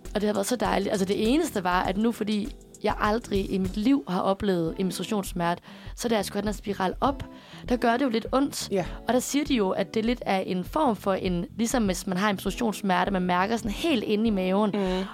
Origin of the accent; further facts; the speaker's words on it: Aarhus, Central Denmark Region, Denmark; now in Copenhagen, Denmark; min læge hjemme i Aarhus